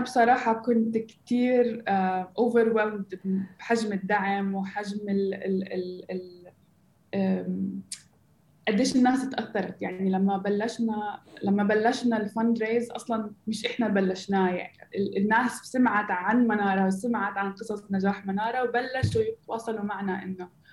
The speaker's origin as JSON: {"language": "Arabic", "town": "Gaza", "region": "Gaza Strip", "country": "Palestine", "tie": "born or raised there", "also_born_or_lived": "Silicon Valley", "moved": "as an adult", "said": "أنا أصلا فلسطينية من غزة آه، عشت انولدت بغزة وعشت حياتي هناك"}